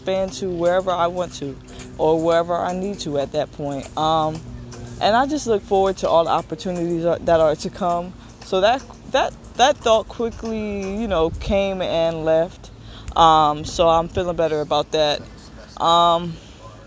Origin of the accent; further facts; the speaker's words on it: New Jersey, United States; also born or lived in Pennsylvania; I am from New Jersey, and I go back and forth from New Jersey to Pennsylvania